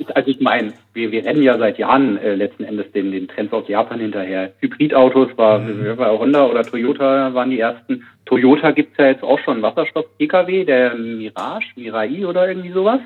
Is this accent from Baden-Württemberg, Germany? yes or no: yes; Karlsruhe, Baden-Württemberg, Germany; aus meiner Heimatstadt Karlsruhe